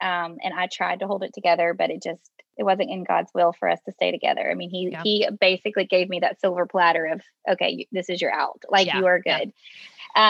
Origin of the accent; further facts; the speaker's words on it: Louisiana, United States; wrote the introduction and the conclusion of the book all in the aftermath of Hurricane Laura that hit my hometown.